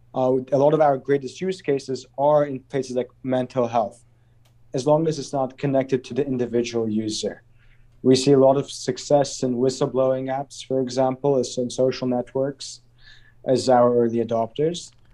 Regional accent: Azerbaijan; growing up in Azerbaijan

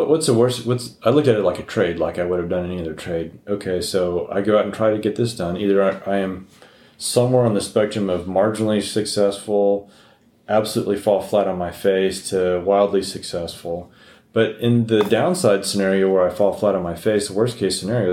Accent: El Paso, Texas, United States; I grew up in El Paso

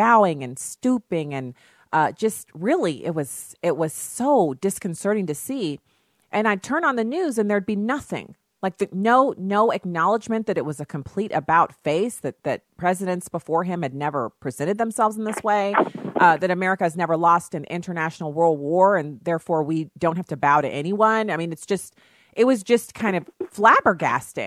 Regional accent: Germany; now in United States; I grew up in Germany

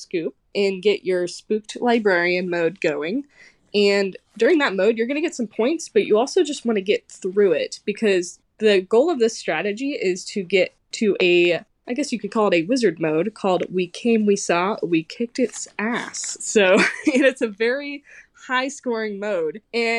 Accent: Kansas City, United States; I'm from Kansas City, and I am a competitive pinball player

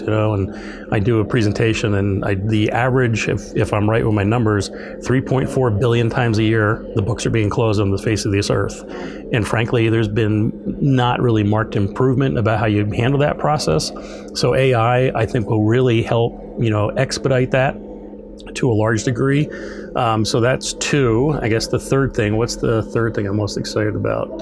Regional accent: New York, United States; also born or lived in the South (school); now in Minnesota, United States; I'm from New York originally.

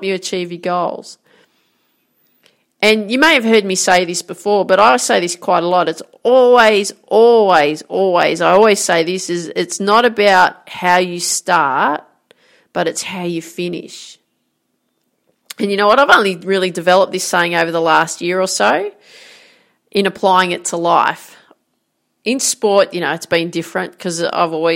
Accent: Grafton, New South Wales, Australia; I grew up in Grafton in northern New South Wales here in Australia

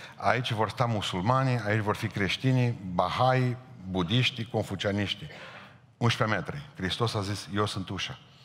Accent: Romania; La noi, la România

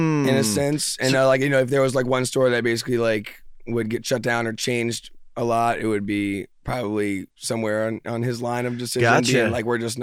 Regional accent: Philadelphia, Pennsylvania, United States; also born or lived in New Jersey / Ohio; we moved to Ohio until like fourth grade. And then basically from fourth grade up, I've been in Philly. So I feel like I've definitely grown up in Philly

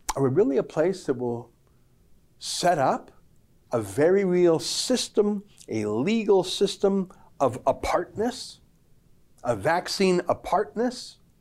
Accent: Canada; my 49 happy years as a Canadian

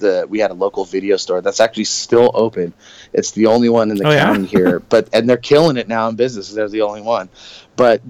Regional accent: Southern California, United States; I grew up in Southern California

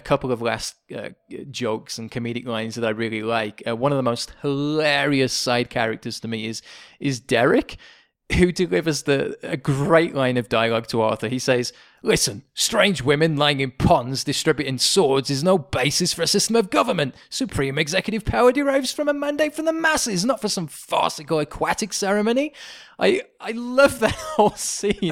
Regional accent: England, United Kingdom; moved away; a Brit, as an Englishman

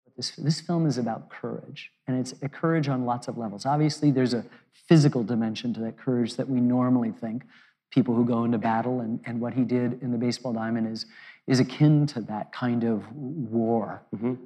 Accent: United States; I'm an American

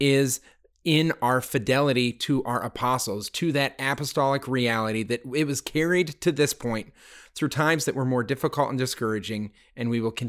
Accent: Littleton, Colorado, United States; I grew up in Littleton, Colorado, the home of the Columbine shooting.

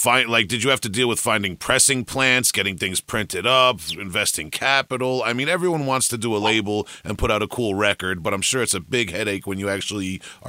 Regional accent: Long Island, New York, United States; I'm from Long Island here, out in the suburbs. I'm about an hour or so outside of Brooklyn and New York City.

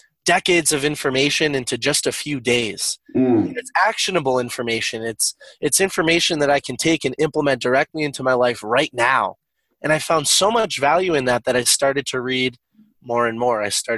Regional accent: northeastern Massachusetts, United States; I'm from northeastern Massachusetts.

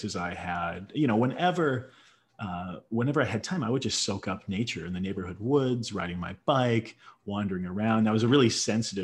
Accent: Indiana, United States; I grew up in the Midwest in the 80s, from in Indiana, right? So a Midwestern boy

